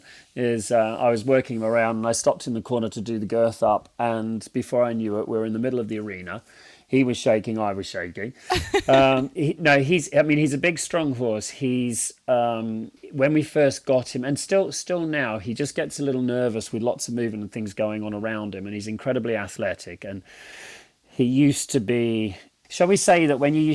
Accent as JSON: {"language": "English", "town": "Jimboomba", "region": "Queensland", "country": "Australia", "tie": "born or raised there", "also_born_or_lived": "Britain", "moved": "yes", "lives_now": "England", "said": "I grew up in Jimboomba. So, you know, my address was 95 Dundee Road, Jimboomba"}